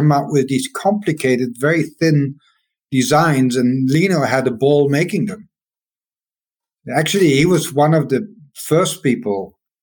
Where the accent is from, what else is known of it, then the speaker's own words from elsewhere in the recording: Maastricht, Limburg, Netherlands; I'm walking in Maastricht in my hometown